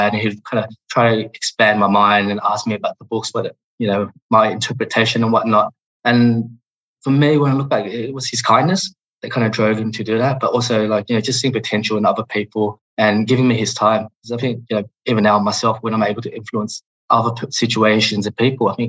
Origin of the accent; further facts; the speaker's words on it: Australia; English is a second language; also born or lived in Hong Kong; growing up in Australia was fantastic.